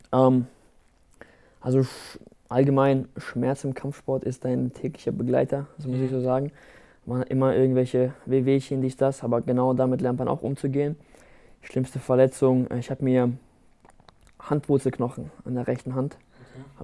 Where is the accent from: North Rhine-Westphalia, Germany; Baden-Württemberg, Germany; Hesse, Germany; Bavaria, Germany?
Baden-Württemberg, Germany; Rastatt; Rastatt ist meine Heimat ich möchte auch, dass äh, die Leute am Ende wissen, dass wir aus Rastatt kommen, dass, äh, dass, unsere, dass unsere kleine Stadt auf die Landkarte kommt